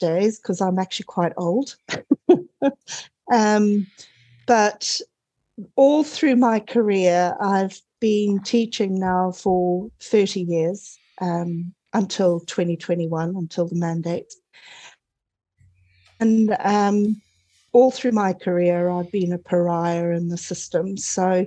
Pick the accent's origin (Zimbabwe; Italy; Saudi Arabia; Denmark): Zimbabwe; moved away as an adult; also born or lived in Cape Town, South Africa / United Kingdom; now in New Zealand; you might detect a small accent here. I was actually born in Zimbabwe during the War of Independence